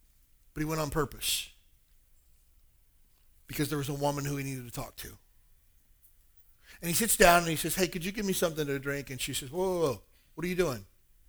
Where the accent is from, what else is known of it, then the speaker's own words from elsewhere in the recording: Kentucky, United States; moved away; Hey, I grew up in Kentucky, a town of about 4,000 people.